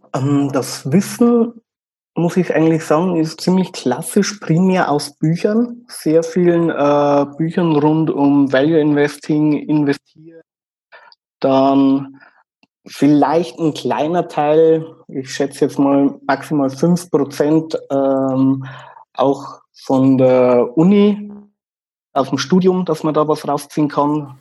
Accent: Regensburg, Bavaria, Germany; accent: Bavarian dialect; ich komme aus Regensburg

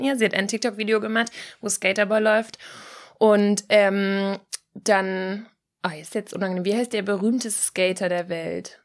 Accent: Pforzheim, Baden-Württemberg, Germany; bei uns in der Kleinstadt in Pforzheim, wo ich aufgewachsen bin

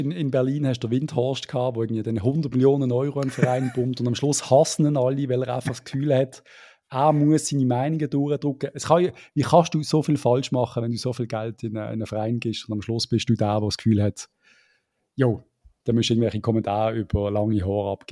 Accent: Lucerne, Switzerland; da würde mir die Gallen raufkommen als Luzerner.

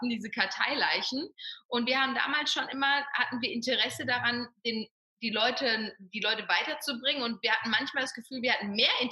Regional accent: North Rhine-Westphalia, Germany; Sigi kommt ja vom Bodensee, ich komme aus dem Ruhrgebiet und wir sind genau in der Mitte, hier an der schönen Bergstraße

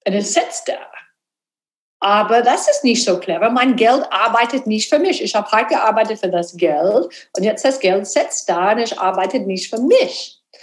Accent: Texas, United States; German is a second language; moved away; ich bin gebürtige Texanerin

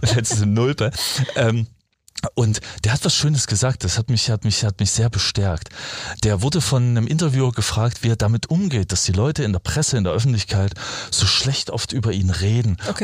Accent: Germany; first language German; moved away; Als Deutscher.

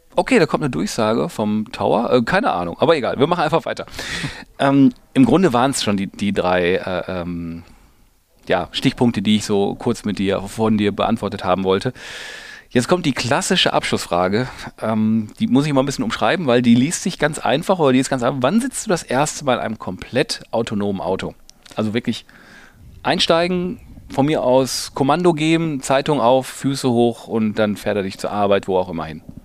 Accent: Ruhr area, North Rhine-Westphalia, Germany; ich komme aus dem Ruhrgebiet

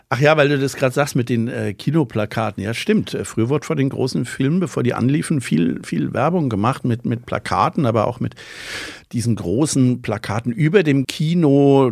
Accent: Bonn, North Rhine-Westphalia, Germany; now in Mainz, Germany; aus Bonn, wo ich aufgewachsen bin

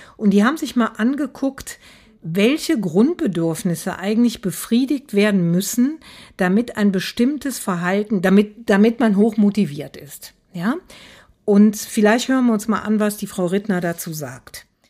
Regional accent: Aachen, North Rhine-Westphalia, Germany; ich komme aus Aachen

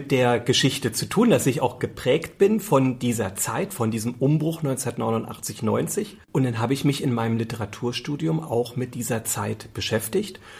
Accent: Berlin, Germany; Ich bin in Köpenick geboren, bin hier aufgewachsen.

